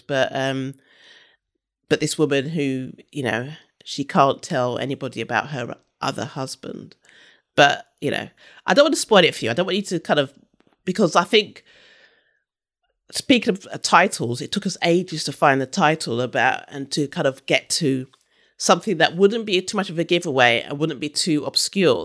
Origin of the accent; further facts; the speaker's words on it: London, United Kingdom; also born or lived in Brighton / Leeds / Sydney; I grew up in London, I'm from London and, you know, London's my home city